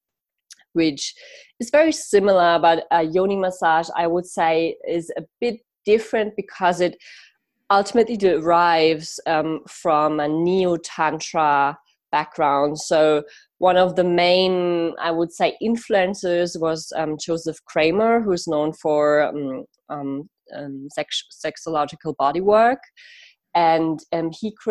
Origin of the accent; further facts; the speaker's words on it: Munich, Bavaria, Germany; I actually moved back into the same like city part, like where I grew up in Munich